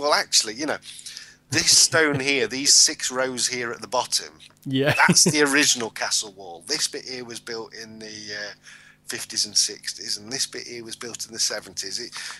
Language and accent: English; United Kingdom; Which, as a British national, I thought we part owned that.